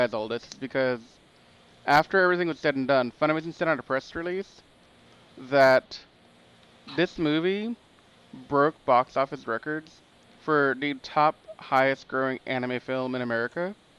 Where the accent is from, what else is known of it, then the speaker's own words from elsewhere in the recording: Lafayette, Louisiana, United States; I'm from Lafayette, Louisiana